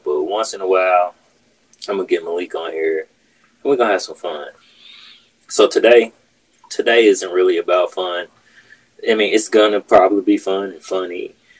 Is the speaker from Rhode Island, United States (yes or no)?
no; Kansas City, Missouri, United States; now in St. Louis, United States; I came from Kansas City. Totally different, you know, sides of Missouri. Totally different types of people. Like, and maybe it's just the fact that I'm used to Kansas City and Kansas City people.